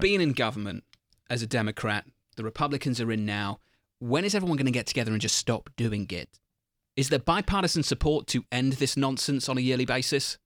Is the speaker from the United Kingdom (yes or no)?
yes; United Kingdom; moved away; as a Brit